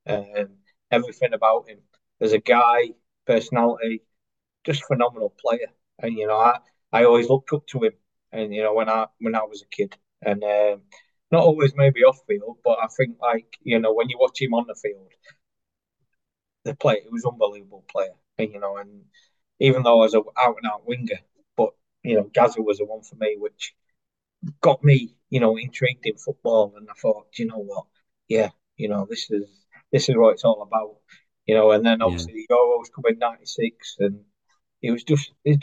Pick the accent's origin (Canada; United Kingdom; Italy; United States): United Kingdom; Chesterfield, East Midlands; I classed as my hometown club